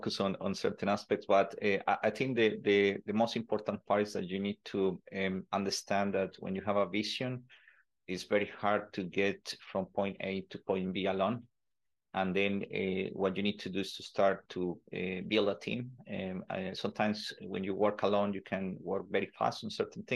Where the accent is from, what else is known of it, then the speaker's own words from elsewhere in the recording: Colombia; moved away; also born or lived in Netherlands; I'm originally from Colombia